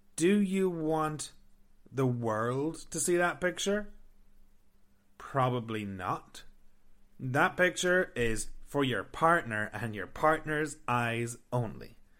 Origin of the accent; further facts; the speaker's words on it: Ireland; moved away as an adult; now in Canada; I'm from Ireland